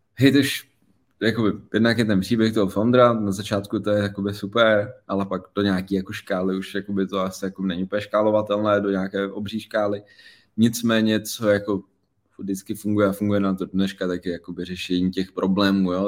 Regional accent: Prague, Czechia; z Prahy, malého města, kluk z padeláku

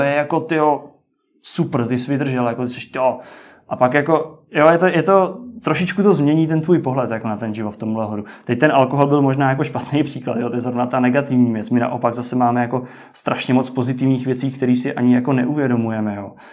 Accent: Czechia

